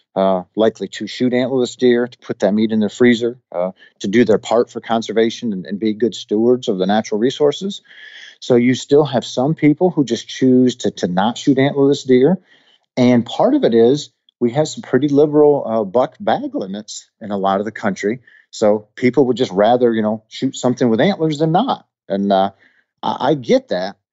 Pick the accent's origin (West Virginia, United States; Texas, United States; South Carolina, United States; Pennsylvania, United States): Pennsylvania, United States; my home state of Pennsylvania